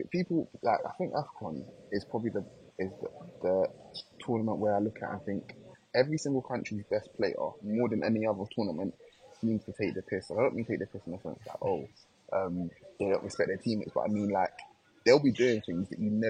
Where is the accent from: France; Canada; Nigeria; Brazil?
Nigeria; Nigeria, like, well, who cares? We're Nigerian.